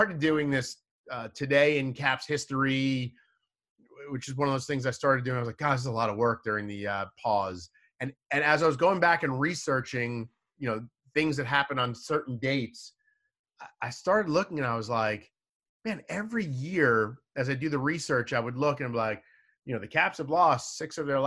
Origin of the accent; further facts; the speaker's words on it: Long Island, New York, United States; moved away as an adult; also born or lived in Salisbury, Maryland / Birmingham, Alabama / Baltimore; now in Washington, D.C., United States; I grew up in Long Island, but my on-air started in Salisbury, Maryland